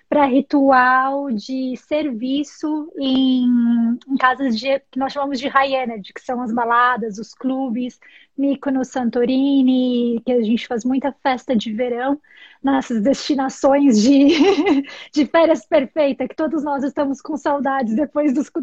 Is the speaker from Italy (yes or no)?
no; São Paulo, Brazil; sou brasileira de São Paulo, apaixonada por vinhos.